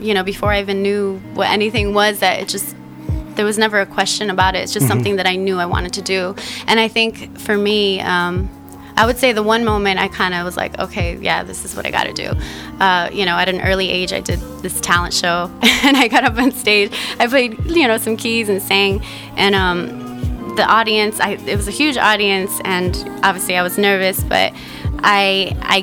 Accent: Chicago, Illinois, United States; moved away as an adult; also born or lived in London; now in New York City, United States; born and raised in Chicago

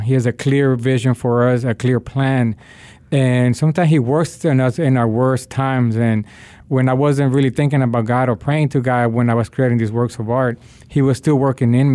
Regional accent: Nicaragua; now in Washington, D.C., United States; My family is from Nicaragua. My dad is from Honduras. And I was born in Nicaragua during the 80s, and we had the conflict, the civil war that was going on. And that's one of the reasons that my family decided to migrate to the United States.

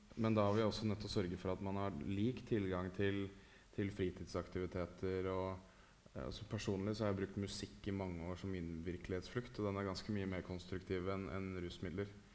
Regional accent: Oslo, Norway; Frogner, der jeg vokste opp

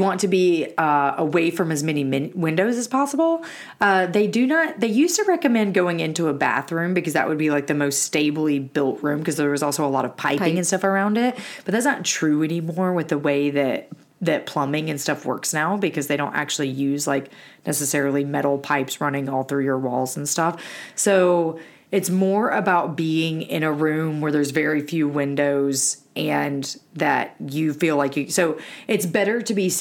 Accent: Alabama, United States; moved away; growing up in Alabama, which is a very tornado prone area

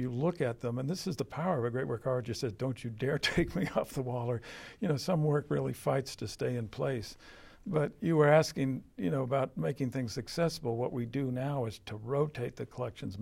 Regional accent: San Francisco Bay Area, California, United States; now in Connecticut, United States; San Francisco Bay Area artists where I grew up out in California

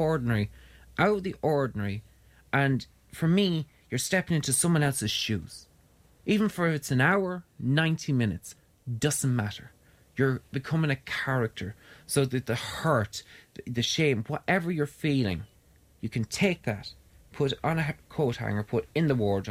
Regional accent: Ireland; I came home from Ireland, or came home to Ireland in July 23rd

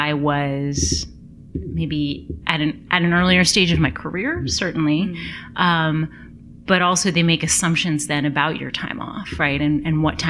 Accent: United States; being an American

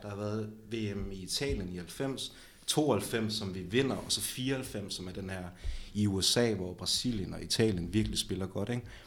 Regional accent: Aalborg, North Denmark Region, Denmark; jeg er fra 9000 Aalborg, og jeg er fra Eversvej, så jeg har ligesom haft Aalborg Stadion i min baghave

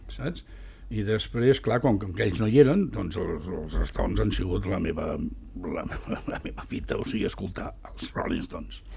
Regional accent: Barcelona, Catalonia, Spain; vaig néixer a Sant, a Sant Andreu.

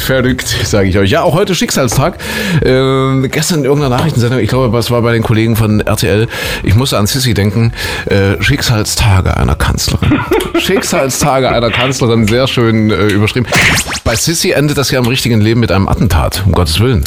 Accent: Saxony, Germany; hier bei uns in Sachsen

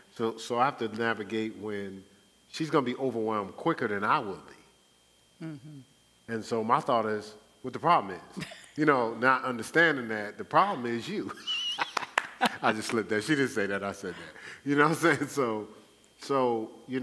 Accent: Newark, New Jersey, United States; my growing up in Newark

